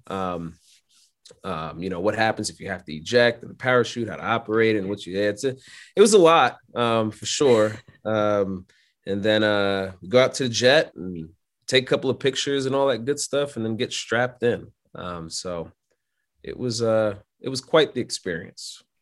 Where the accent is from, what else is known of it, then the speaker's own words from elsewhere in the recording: New York City, New York, United States; I'm born and raised in Brooklyn, New York